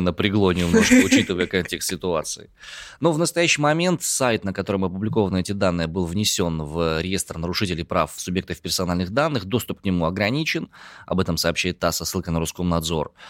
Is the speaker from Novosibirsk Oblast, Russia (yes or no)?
no; Omsk, Omsk Oblast, Russia; я родом из Омска